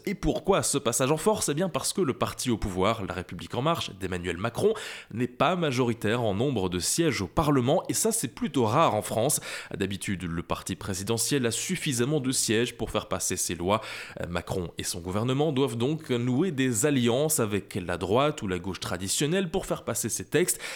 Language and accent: French; Belgium; Chez nous, en Belgique